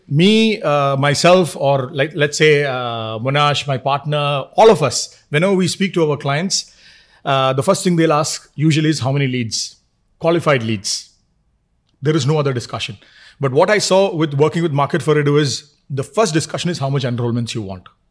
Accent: Kerala, India; also born or lived in Dubai; I'm from Kerala

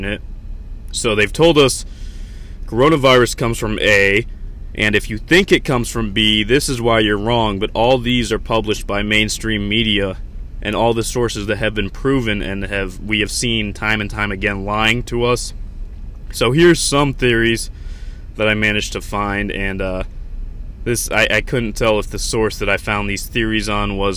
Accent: United States; I'm an American.

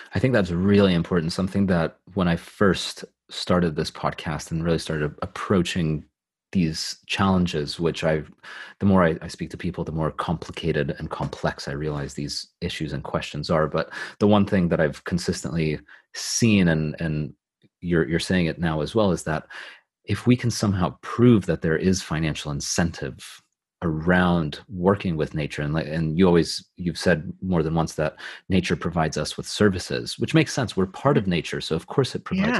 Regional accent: California, United States; also born or lived in Los Angeles / San Francisco Bay Area; now in United Kingdom; I'm from California. I've lived both in Los Angeles and uh, the Bay Area near San Francisco

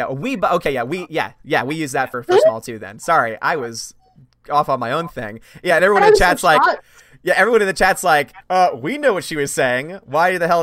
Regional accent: United States; as an American

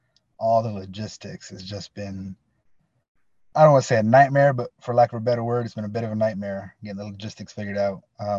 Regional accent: Santa Rosa, California, United States; So we come from California, Northern California, Santa Rosa, Sonoma County specifically.

